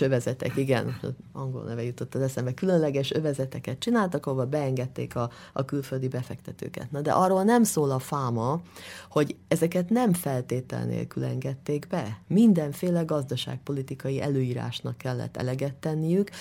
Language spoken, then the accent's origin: Hungarian; Hungary; moved away as an adult; now in London, United Kingdom; én magyar vagyok, és nagyon szeretném ezt a tudásomat Magyarországon és magyar vidékeken kamatoztatni, tehát mindig egy kicsit azzal a szemmel is jövök haza